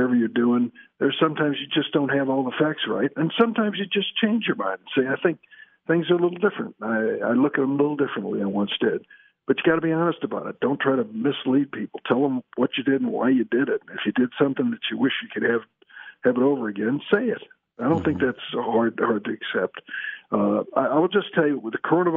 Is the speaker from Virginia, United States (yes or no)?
no; Illinois, United States; I'm born and raised in Illinois